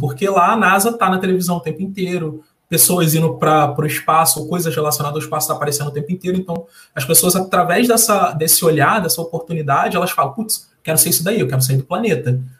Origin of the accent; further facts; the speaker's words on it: Rio de Janeiro, Brazil; Sou carioca, nascido e criado numa favela aqui do Rio